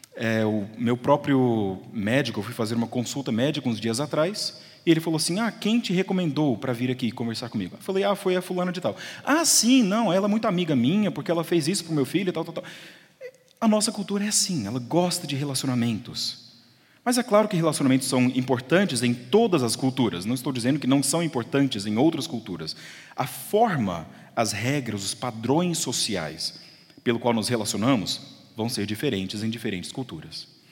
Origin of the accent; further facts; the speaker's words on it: Uberlândia, Minas Gerais, Brazil; moved away as an adult; now in United States; eu nasci em Uberlândia